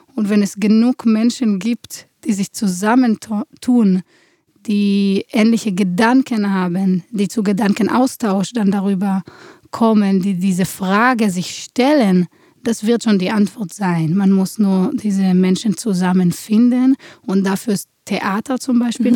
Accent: Israel; moved away as an adult; now in Germany; Ich komme aus Israel. Ich bin geboren in einer Kriegssituation und bin so aufgewachsen

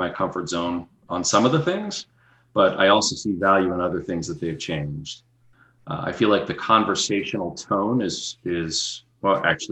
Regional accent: Boston, Massachusetts, United States; accent: Boston; I'm from the Boston area

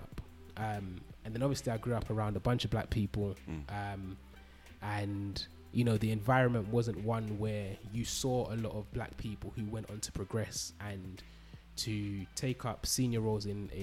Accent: London, United Kingdom; I grew up in East London

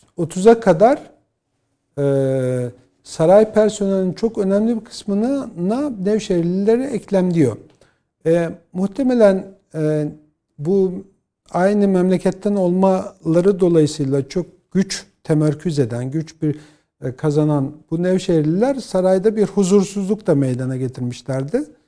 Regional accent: Bolu Province, Turkey; born or raised there

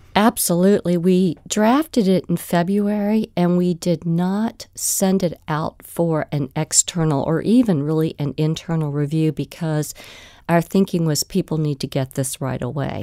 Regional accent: Virginia Beach, Virginia, United States; my hometown of Virginia Beach

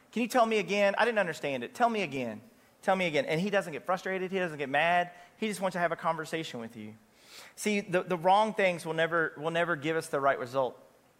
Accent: Kentucky, United States; You know, it's okay to go to Churchill Downs because I'm from Kentucky.

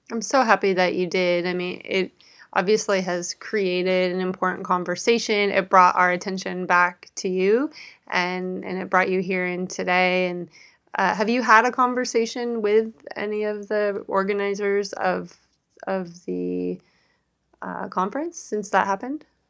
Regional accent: Seattle, Washington, United States; both were born and raised in the Seattle area.

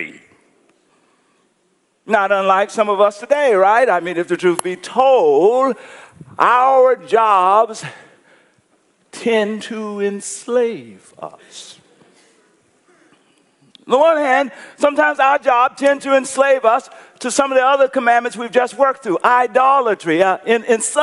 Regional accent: United States; I'm an American

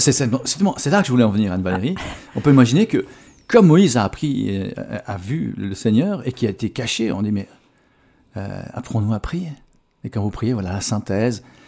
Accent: Switzerland; chez nous en Suisse

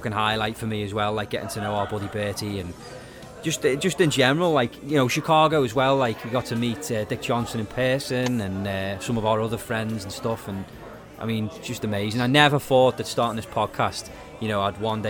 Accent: United Kingdom

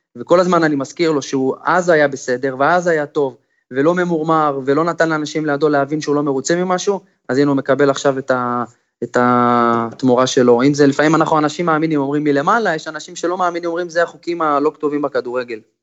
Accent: Israel; כשאתה ישראלי בין זרים

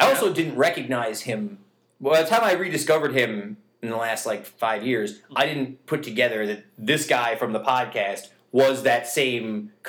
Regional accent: New York, United States; I forget sometimes that we're from New York State.

